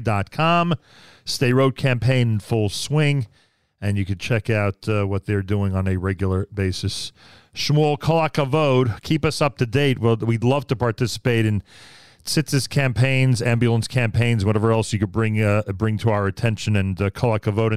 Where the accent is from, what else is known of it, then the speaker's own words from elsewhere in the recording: Greater Metro West, New Jersey, United States; my hometown of Greater Metro West, New Jersey